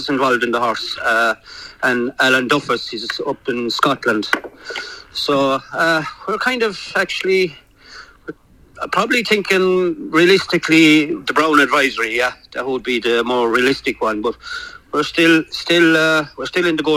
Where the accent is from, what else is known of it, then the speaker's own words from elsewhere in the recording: Ireland; moved away as an adult; now in United Kingdom; Davey grew up with me in Ireland, and I came from Ireland there over 12 months ago